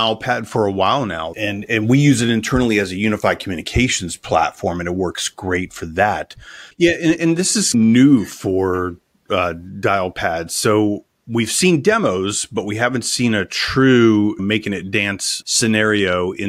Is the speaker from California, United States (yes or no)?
yes; Los Angeles, California, United States; accent: Los Angeles; That's going to be a lot different than my true Los Angeles accent or my New York accent.